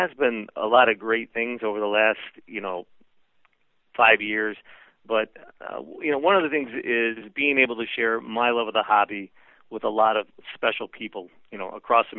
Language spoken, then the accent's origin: English; Detroit, Michigan, United States; I didn't grow up riding on the rails. I grew up in the Motor City, you know, where you could hear guys doing burnouts and see them doing them on your street